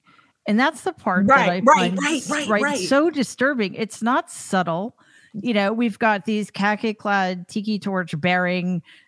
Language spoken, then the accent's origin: English; New York, United States; I'm from New York, and that seems bizarre to me.